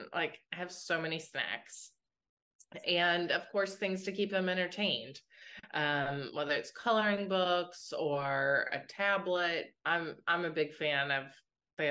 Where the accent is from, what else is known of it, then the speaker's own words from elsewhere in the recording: West Virginia, United States; I grew up in West Virginia and my grandpa was a train engineer there